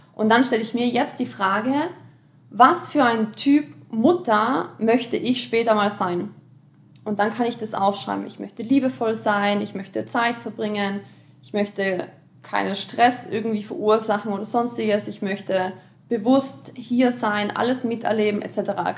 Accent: Austria; ich komme aus Österreich

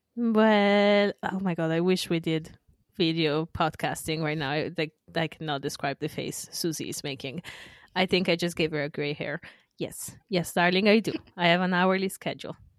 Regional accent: northern Italy, Italy; moved away; my hometown in the north

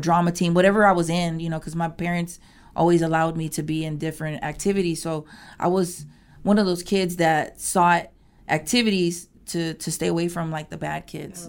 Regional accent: Houston, Texas, United States; born and raised in Houston, northeast part of Houston

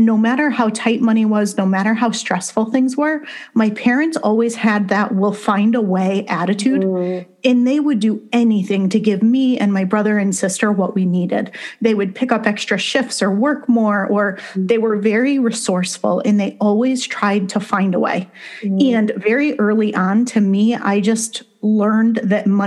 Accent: Connecticut, United States; I grew up in Connecticut

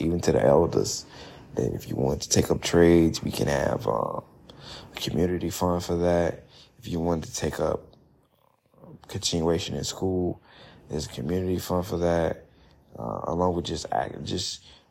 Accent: Chicago, Illinois, United States; I'm from Chicago

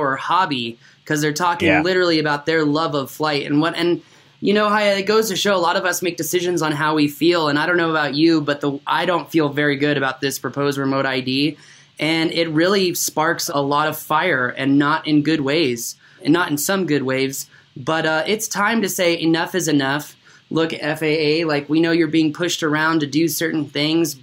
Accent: Washington, District of Columbia, United States; moved away; my hometown of Washington, D.C.

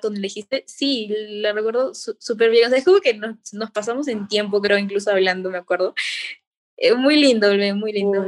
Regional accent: Cusco, Peru; moved away; also born or lived in Lima; yo, yo, yo vivía en Cusco, yo nací aquí en Cusco

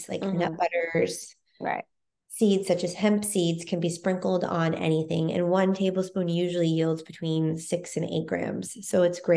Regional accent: Texas, United States; now in New York, United States; I grew up in Texas, where everything was, you know, bigger

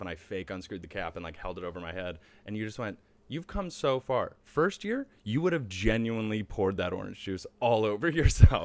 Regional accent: Charlotte, North Carolina, United States; moved away; also born or lived in Cleveland, Ohio / Buffalo, New York; We moved when I was very young. I actually grew up in North Carolina.

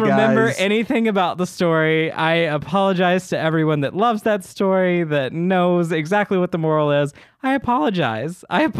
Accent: the South, United States; It was I had to go to church, y'all, because I grew up in the South.

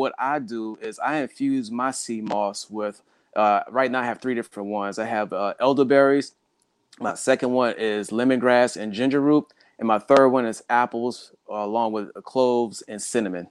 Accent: South Carolina, United States; now in Hampton Roads, United States; I grew up in South Carolina

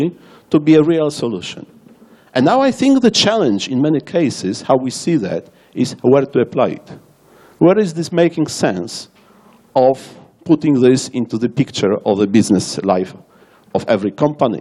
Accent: Warsaw, Masovian Voivodeship, Poland; English is a second language; I am from Warsaw, Poland.

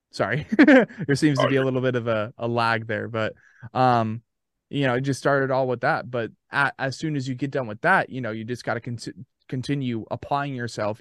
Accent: Arizona, United States; now in Murfreesboro, United States; Born and raised yeah. in Arizona

